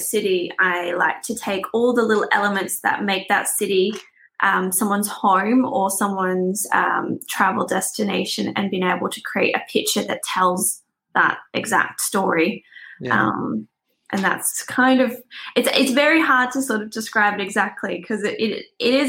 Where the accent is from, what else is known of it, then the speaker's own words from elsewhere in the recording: Australia; moved away as an adult; also born or lived in Netherlands; now in Belfast, United Kingdom; I am from Australia